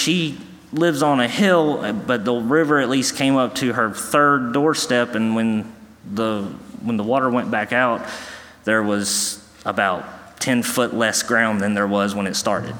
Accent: New Bern, North Carolina, United States; moved away; I am from New Bern, North Carolina

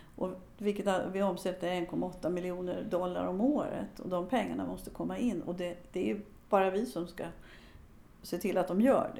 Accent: Sweden; moved away as an adult; now in United States; Jag föddes i Sverige, men nu har jag bott lika länge i U S A som jag har bott i Sverige

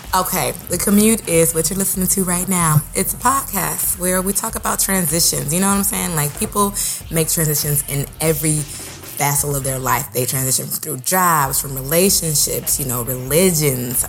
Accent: Oakland, California, United States; moved away as an adult; also born or lived in Santa Barbara, California; now in New York, United States; I am from Oakland, California, born and raised

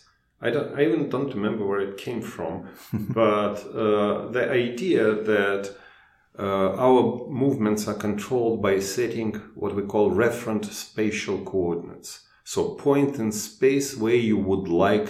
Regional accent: Moscow, Russia; English is a second language; moved away as an adult; also born or lived in Chicago; I was born in Moscow, in the country that doesn't exist anymore. It was used to be called Soviet Union.

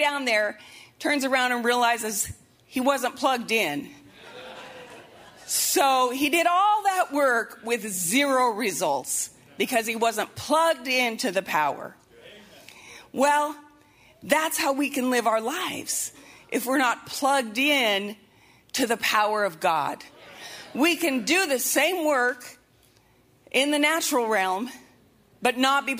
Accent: Montana, United States; moved away; I'm from Montana, and so, you know, everything was outdoorsy, and back in high school and college, we'd be floating rivers all the time

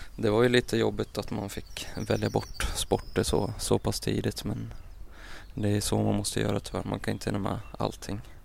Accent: Mora, Dalarna County, Sweden; jag växte upp i Mora, en ganska lugn uppväxt

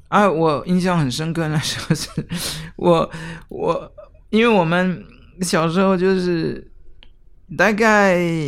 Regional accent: near Geneva, Switzerland; Chinese is a second language; now in Taiwan; 我来自瑞士，呃，日内瓦的附近

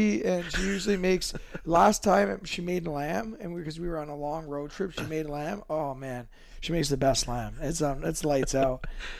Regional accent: Toronto, Ontario, Canada

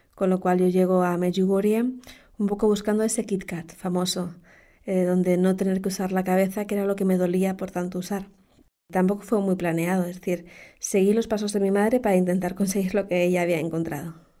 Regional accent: Canary Islands, Spain; born or raised there; also born or lived in Madrid

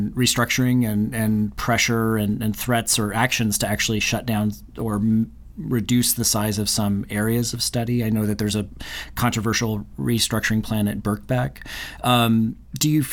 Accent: United States; I'm speaking from the American perspective

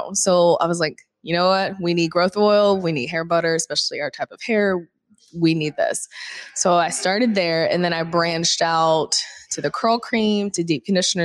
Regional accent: Florida, United States; moved away; I'm from Florida. So of course it rains every 10 minutes

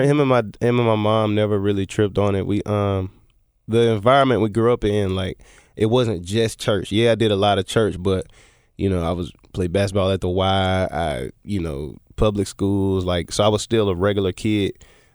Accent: Memphis, Tennessee, United States; I'm from Hickory Hill. That's where I was born at till I was about 8, and then we moved over, like, by the University of Memphis. So.

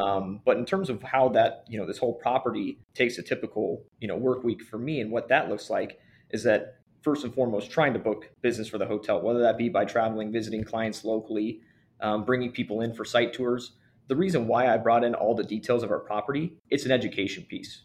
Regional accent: California, United States; moved away as an adult; now in Chicago, United States; living and growing up in California

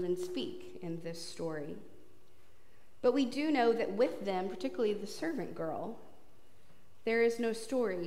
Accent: Texas, United States; as a Texan

